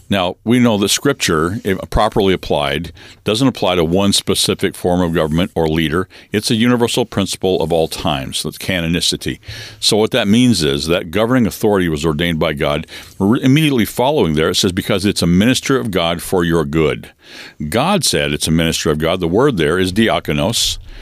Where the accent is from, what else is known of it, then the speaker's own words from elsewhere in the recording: Western Washington State, United States; I was born and raised in Western Washington State in a logging home and family and community